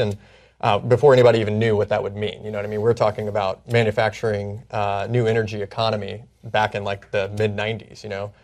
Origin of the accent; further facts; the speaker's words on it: Indiana, United States; moved away; where I grew up in Indiana.